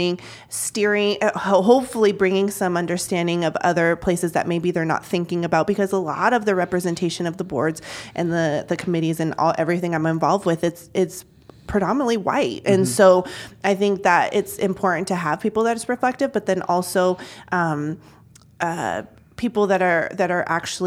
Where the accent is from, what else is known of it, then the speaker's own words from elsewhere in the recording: Junction City, United States; also born or lived in San Diego / Mexico; my family moving here in 1989, I was 2 years old. We moved to Junction City from San Diego